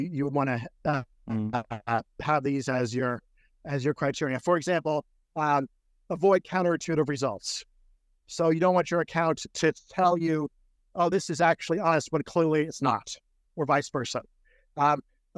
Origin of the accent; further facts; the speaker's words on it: Maryland, United States; that's where I was born.